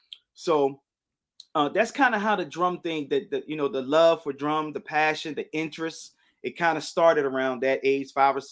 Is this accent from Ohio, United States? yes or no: no; Baltimore, Maryland, United States; moved away as an adult; also born or lived in New York City, New York / Spartanburg, South Carolina / Greenville, South Carolina; now in Atlanta, United States; So I was there until I was probably about 10, 11